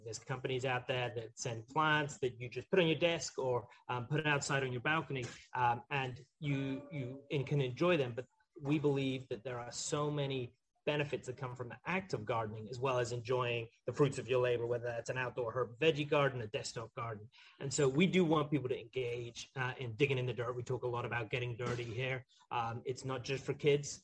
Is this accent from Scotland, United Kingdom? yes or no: yes; Highlands of Scotland, United Kingdom; moved away; I grew up in the Highlands of Scotland